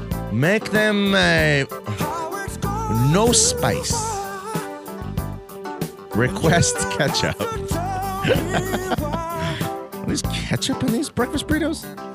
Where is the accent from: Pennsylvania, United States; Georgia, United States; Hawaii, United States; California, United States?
California, United States; Because some guy was talking bad about Colorado. I'm from California.